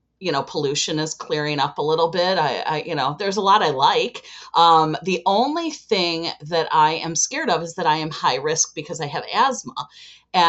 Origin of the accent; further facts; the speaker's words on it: Chicago, Illinois, United States; and I am from Chicago, Illinois.